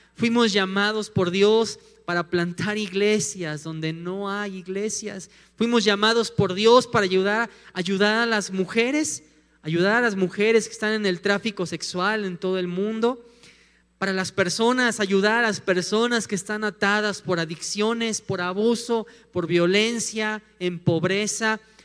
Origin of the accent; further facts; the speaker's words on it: Mexico City, Mexico; also born or lived in Morelia; now in León, Mexico; nosotros somos de la Ciudad de México, nos fuimos a vivir a Morelia unos años